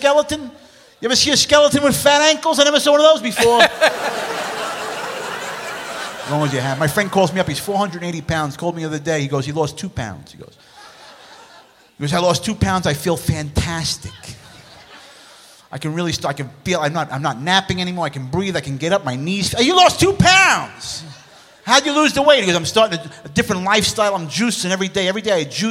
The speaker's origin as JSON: {"language": "English", "region": "New York", "country": "United States", "tie": "born or raised there", "said": "I was born in New York"}